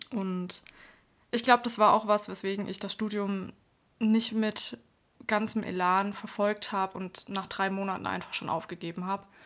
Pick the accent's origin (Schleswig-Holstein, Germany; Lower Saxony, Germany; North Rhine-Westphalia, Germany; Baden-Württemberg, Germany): Baden-Württemberg, Germany; moved away as an adult; also born or lived in Erlangen; now in Nuremberg, Germany; Ich komme ursprünglich aus Bad württemberg bin 2010 nach Erlangen gezogen und seit 2013 dann in Nürnberg.